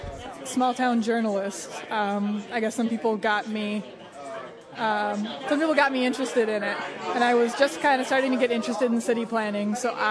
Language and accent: English; Fort Atkinson, Wisconsin, United States; My hometown is Fort Atkinson, Wisconsin, which is right. It's about 12,000 people right between Madison and Milwaukee.